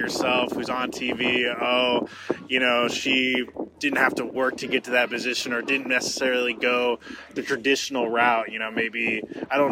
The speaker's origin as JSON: {"language": "English", "area": "the Northwest", "region": "Pacific Northwest", "country": "United States", "said": "I'm from the Northwest"}